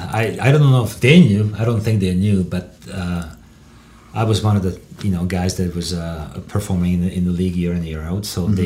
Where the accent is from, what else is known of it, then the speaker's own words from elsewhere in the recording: Texas, United States; I mean, I grew up in Texas.